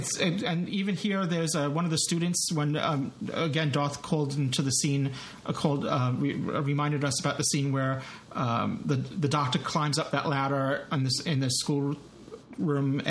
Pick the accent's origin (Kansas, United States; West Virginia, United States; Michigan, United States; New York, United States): New York, United States; accent: New York; With my New York accent